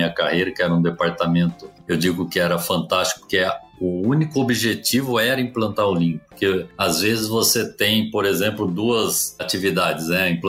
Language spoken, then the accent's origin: Portuguese; Presidente Prudente, São Paulo, Brazil; born there; Eu que nasci em Presidente Prudente, calor de 40 graus, estando exposto a menos 25, foi um negócio realmente diferente para mim.